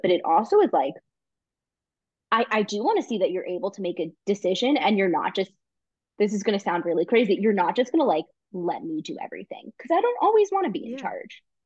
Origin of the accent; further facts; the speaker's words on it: New York, United States; now in Israel; I'm from New York where you walk fast or you don't walk